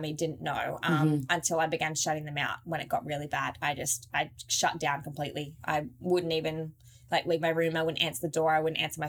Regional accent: Australia; we're so blessed to have grown up there

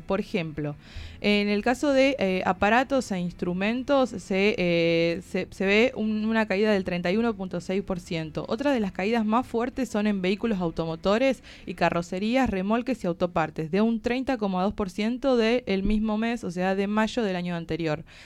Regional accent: Tucumán, Argentina; moved away as an adult; vengo de Tucumán

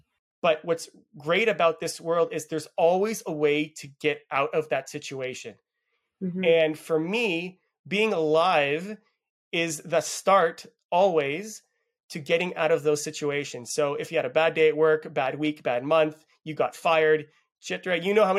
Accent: Canada; born there; also born or lived in Israel; I was born in Canada, but I lived about 20 years in Israel.

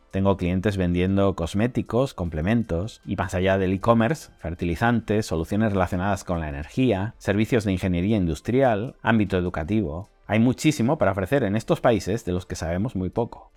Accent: Spain; como español

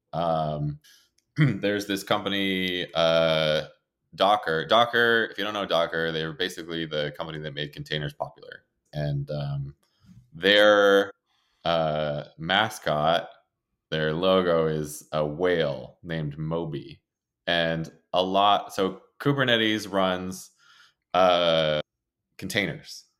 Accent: Maine, United States; moved away as an adult; I came from Maine

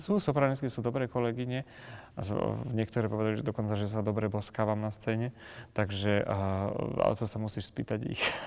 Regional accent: Kysuce, Žilina Region, Slovakia; moved away; ja som nikto z Kisuce

